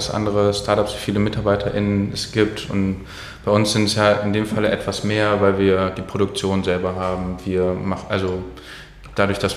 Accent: North Rhine-Westphalia, Germany; also ich komme ursprünglich aus der Region um Köln

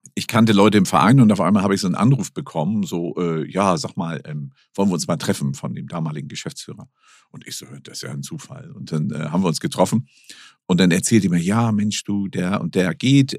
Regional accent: Hamburg, Germany; ich bin nun in Hamburg geboren

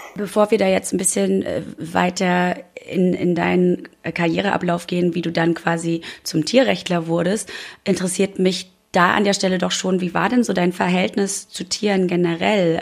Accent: East Germany, Germany; ich bin auch gebürtiger DDR-Bürger

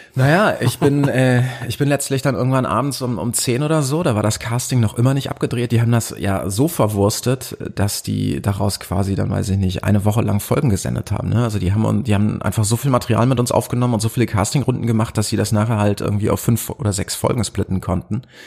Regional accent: near Cologne, North Rhine-Westphalia, Germany; moved away as an adult; also born or lived in Potsdam / Berlin; ich komme aus NRW, das aus der Nähe von Köln

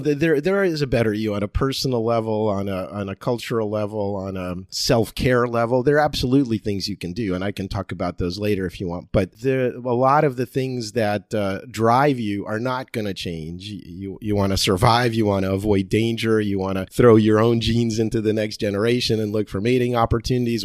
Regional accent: Cherry Hill, New Jersey, United States; accent: Jersey; now in San Diego, United States; I went to high school in Cherry Hill, New Jersey

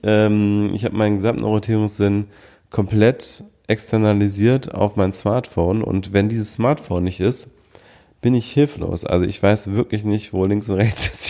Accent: Düsseldorf, North Rhine-Westphalia, Germany; in meiner Heimatstadt Düsseldorf

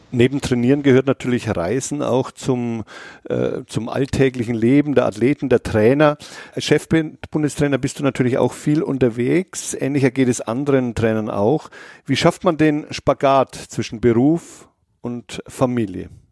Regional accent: Bavaria, Germany; Ich komme ja selber aus Bayern

